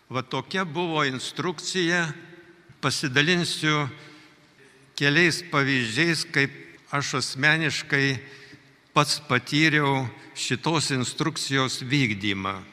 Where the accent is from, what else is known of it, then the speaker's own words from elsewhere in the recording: Lithuania; Mes, lietuviai, realiai esame patyrę gyvenimą be laisvės.